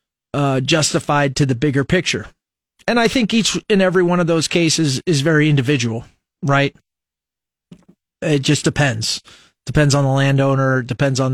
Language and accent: English; Nebraska, United States; born or raised there